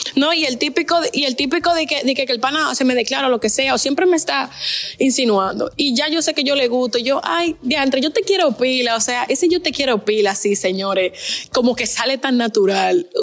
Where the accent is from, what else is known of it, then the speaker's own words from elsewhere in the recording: Dominican Republic; moved away as an adult; now in Barcelona, Spain; yo soy dominicana. Estoy ahora mismo estudiando en Barcelona.